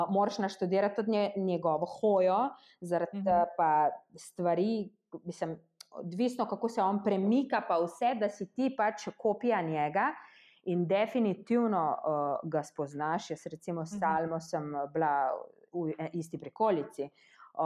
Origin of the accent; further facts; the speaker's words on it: Slovenia; mi tukaj v Sloveniji